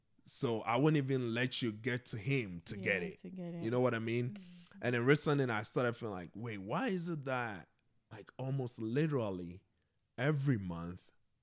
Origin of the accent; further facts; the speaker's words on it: Ghana; I think since I came from Ghana, literally every month, something something comes up.